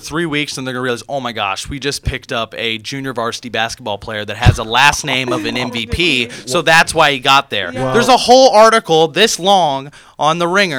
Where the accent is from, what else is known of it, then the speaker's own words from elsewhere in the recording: Houston, Texas, United States; moved away; I'm from Houston, Texas.